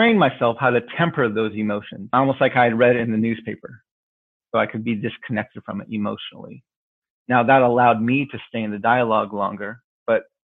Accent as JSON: {"language": "English", "country": "United States", "also_born_or_lived": "Washington, D.C.", "said": "being Native American and living on a reservation in the middle of our country"}